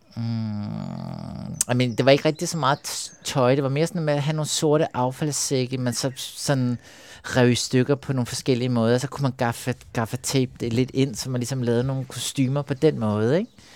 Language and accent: Danish; Copenhagen, Capital Region of Denmark, Denmark; Jeg voksede op ude på Amager